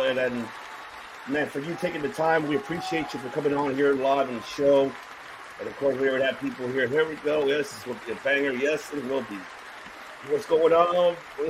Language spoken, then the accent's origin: English; Los Angeles, California, United States; born there; I was born in South Central too, by the way. I was born right there on Slauson and Figueroa.